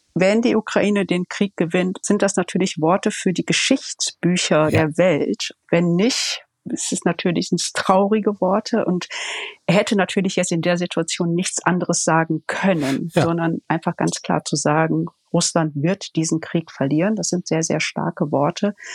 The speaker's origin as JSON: {"language": "German", "area": "Ruhr area", "region": "North Rhine-Westphalia", "country": "Germany", "also_born_or_lived": "Berlin", "moved": "as an adult", "said": "Ich komme ja aus dem Ruhrgebiet"}